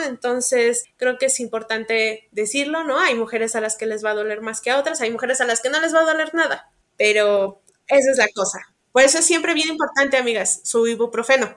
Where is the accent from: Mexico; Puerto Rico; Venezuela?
Mexico; Pachuca, Hidalgo; Yo soy de Pachuca Hidalgo.